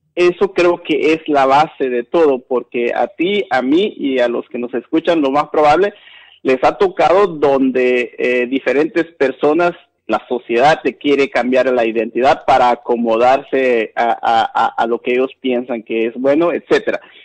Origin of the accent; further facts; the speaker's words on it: Guatemala; moved away; soy Maya Canjobal, guatemalteco, migrante